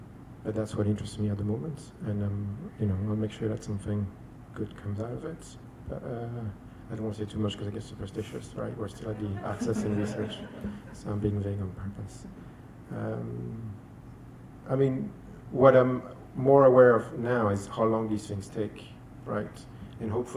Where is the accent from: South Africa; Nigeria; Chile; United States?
Chile; moved away; I'm from Chile.